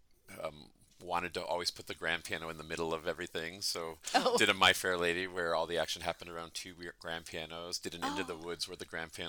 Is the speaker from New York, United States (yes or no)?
yes; Syracuse, New York, United States; moved away as an adult; now in Sandpoint, United States; I was born and raised in Syracuse, New York, which in the 80s was a cultural heavy hitter.